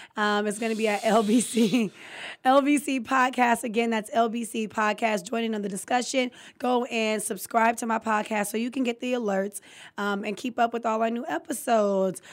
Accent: California, United States; I'm from California

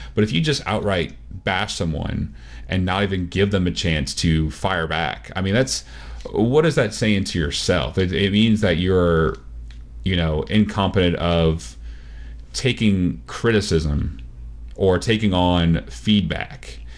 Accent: Texas, United States

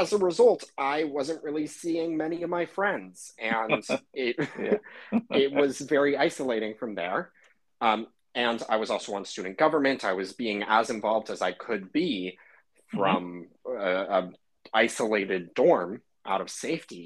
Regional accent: California, United States; I'm originally from California

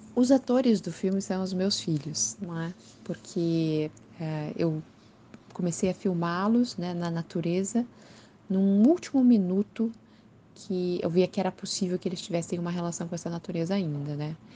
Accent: Curitiba, Paraná, Brazil; sou de Curitiba, moro em Curitiba nesse momento.

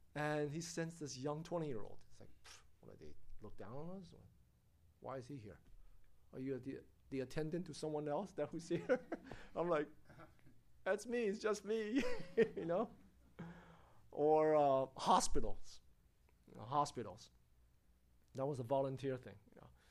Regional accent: United States; United States

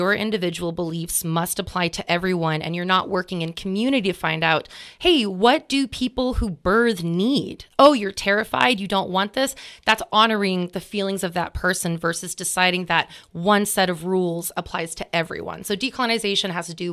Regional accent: Sonoma County, California, United States; we grew up in Sonoma County

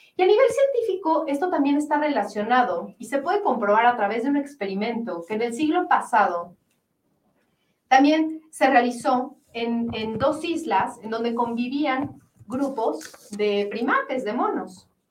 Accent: Mexico; Somos los mexicanos

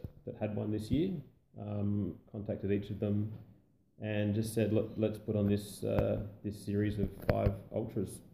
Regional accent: Mount Gambier, South Australia, Australia; moved away; I grew up in Mount Gambier, so I know the area well.

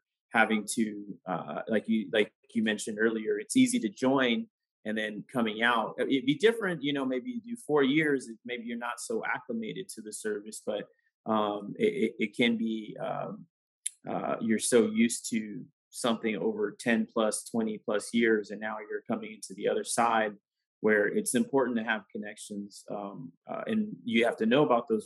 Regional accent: San Diego, California, United States; So I grew up in San Diego.

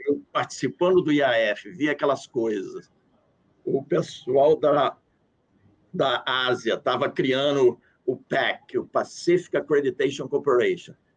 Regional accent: Brazil; sou do Brasil

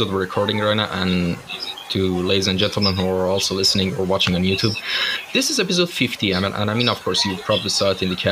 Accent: Iran; moved away as an adult; now in Turkey; I'm actually from Iran, but I'm living in Turkey right now. So I've been living in Iran for like the first 21 years of my life

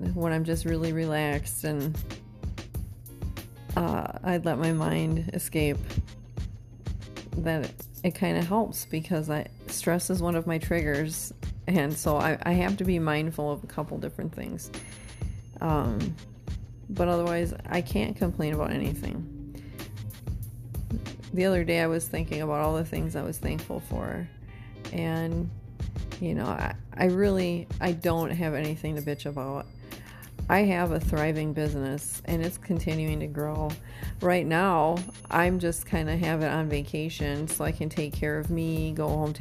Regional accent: Wisconsin, United States; moved away; I'm investing in future business dealings in my home state

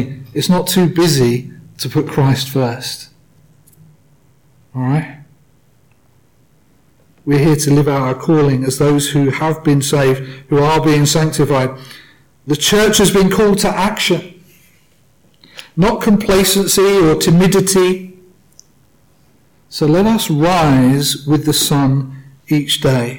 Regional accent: United Kingdom; I say that as a British man.

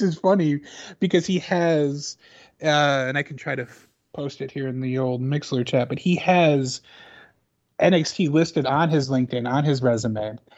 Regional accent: Chicago, Illinois, United States; I'm from Chicago, but I've spent time in Southern Illinois

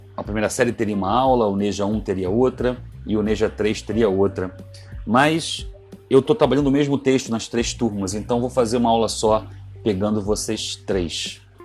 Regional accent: Ceará, Brazil; moved away; also born or lived in São Paulo / Rio de Janeiro; Eu sou cearense

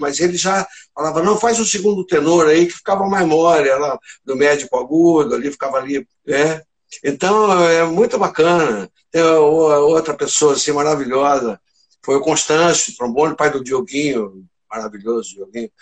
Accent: Porangaba, São Paulo, Brazil; moved away as an adult; also born or lived in Tatuí; now in Rio de Janeiro, Brazil; eu nasci em Porangaba, morei até uns 15 anos lá

